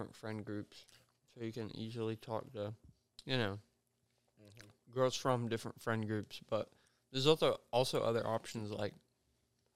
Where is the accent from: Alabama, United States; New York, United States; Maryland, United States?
Alabama, United States; Dothan; moved away as an adult; Dothan, my hometown